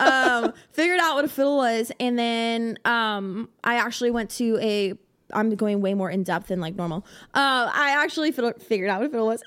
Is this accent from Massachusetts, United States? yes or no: no; South Florida, United States; now in Nashville, United States; I'm originally from South Florida